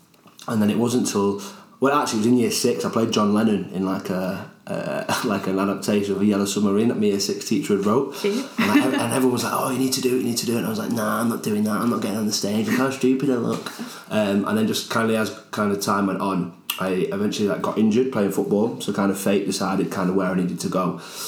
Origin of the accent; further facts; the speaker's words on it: Salford, North West England, United Kingdom; moved away; I'm originally from Manchester, originally from Salford in Manchester